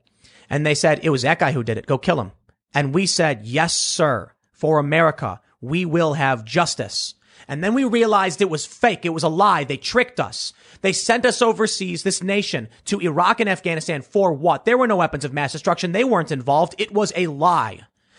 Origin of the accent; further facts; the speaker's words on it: Chicago, Illinois, United States; And I was like, oh, no, I'm just from the South Side of Chicago.